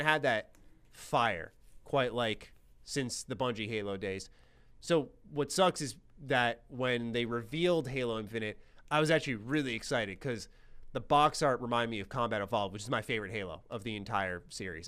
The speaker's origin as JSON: {"language": "English", "town": "New York City", "region": "New York", "country": "United States", "accent": "New York", "said": "I'm in New York"}